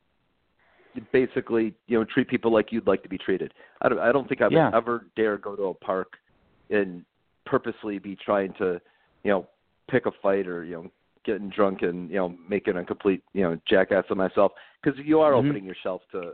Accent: Detroit, Michigan, United States; we're from Detroit, so we're Tigers fans.

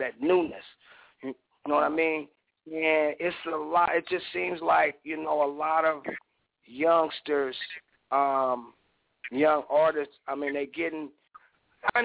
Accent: Portland, Oregon, United States; I'm from the City of Roses, man. Portland, Oregon.

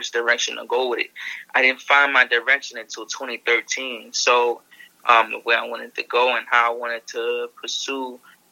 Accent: New York City, New York, United States; I'm from the Bronx

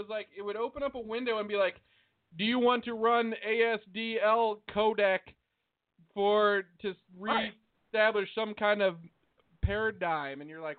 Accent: United States; I design in inches because I'm American, goddammit. I'm proud to be.

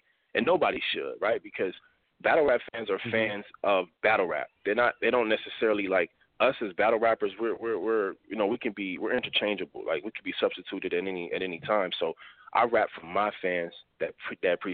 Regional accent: Los Angeles, California, United States

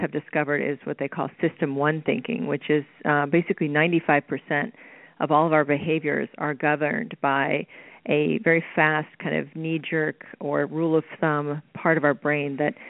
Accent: Oklahoma, United States; growing up in Oklahoma

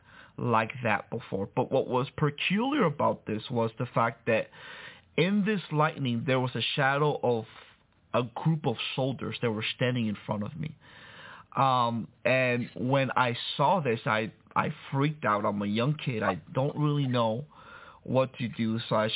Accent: Miami, Florida, United States; also born or lived in Santo Domingo, Dominican Republic; I was born in Santo Domingo, Dominican Republic, but raised in Miami

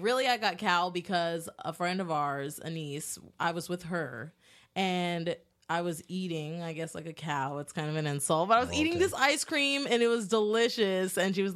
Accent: New Jersey, United States; now in Florida, United States; I'm from New Jersey

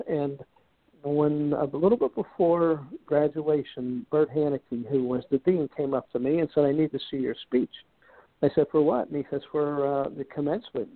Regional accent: Pittsburgh, Pennsylvania, United States; I, I was raised in Pittsburgh

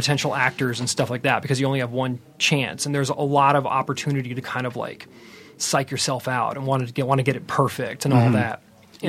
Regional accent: St. Petersburg, Florida, United States; moved away as an adult; also born or lived in Massachusetts; now in Los Angeles, United States; I grew up in Florida.

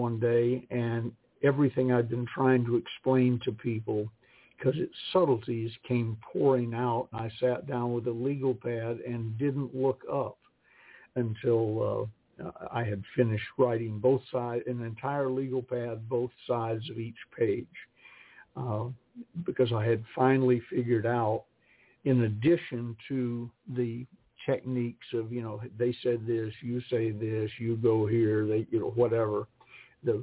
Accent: Georgia, United States; I was raised in the South

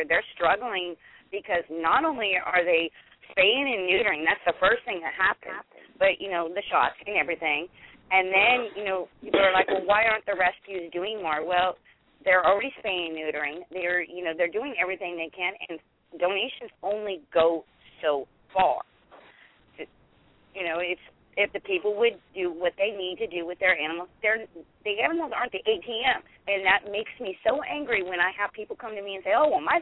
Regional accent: Los Angeles, California, United States; now in Louisiana, United States; I'm in Louisiana now, but I'm from Highland Park, California

